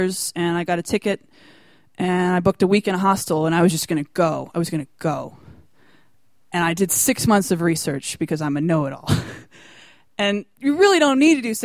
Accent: United States; accent: American; my American accent

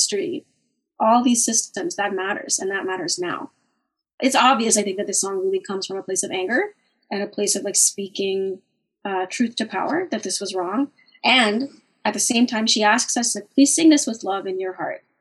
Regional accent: Winnipeg, Manitoba, Canada; my hometown of Winnipeg

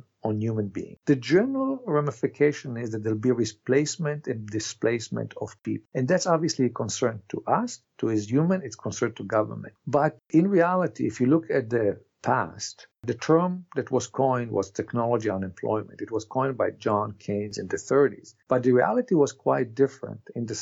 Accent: Canada; as Canadian

